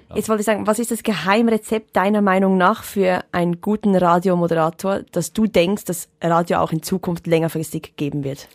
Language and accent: German; Switzerland; in der Schweiz sind wir